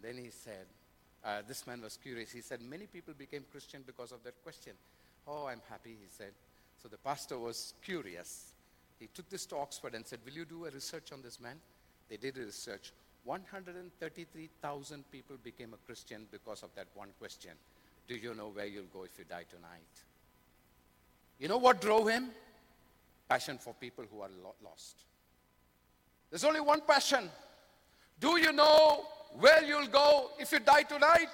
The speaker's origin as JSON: {"language": "English", "country": "India", "said": "I come from India"}